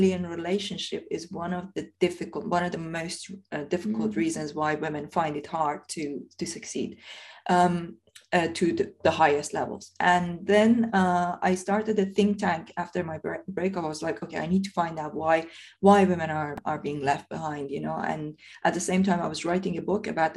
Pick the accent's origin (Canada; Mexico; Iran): Iran; now in United Kingdom; when I was growing up in Iran